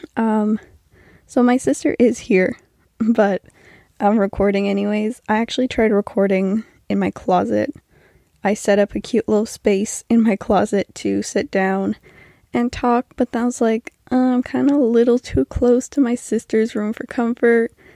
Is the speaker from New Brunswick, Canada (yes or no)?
yes; New Brunswick, Canada; I'm from New Brunswick, Canada